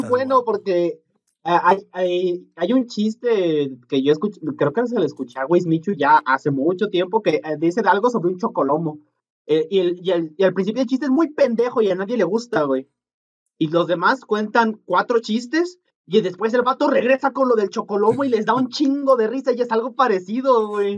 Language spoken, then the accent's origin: Spanish; Mexico; donde somos nosotros, el náhuatl y el purépecha son más comunes